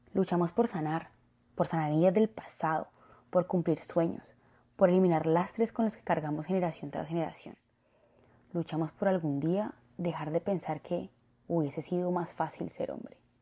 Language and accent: Spanish; Colombia; nací en Latinoamérica